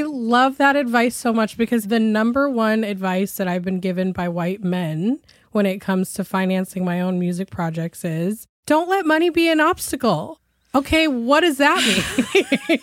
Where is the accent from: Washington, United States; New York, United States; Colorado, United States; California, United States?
Washington, United States; Shoreline; So I grew up in Shoreline, which used to be part of North Seattle, but then became its own little city